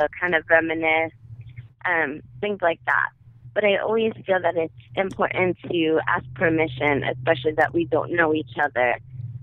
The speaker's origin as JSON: {"language": "English", "town": "New York City", "region": "New York", "country": "United States", "accent": "Brooklyn", "moved": "as an adult", "lives_now": "New Jersey, United States", "said": "But I'm a Brooklyn girl at heart, so I say water and Mira and coffee"}